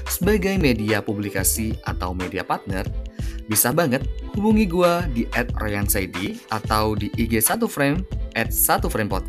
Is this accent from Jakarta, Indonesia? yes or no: no; Prenduan, East Java, Indonesia; Saya kebetulan lahir di Semenep ya, Semenep 18 Juni tahun 2000. Jadi 23 tahun lalu, saya okay. Hmm. SD-nya di saya kebetulan orang Perinduan, Mas.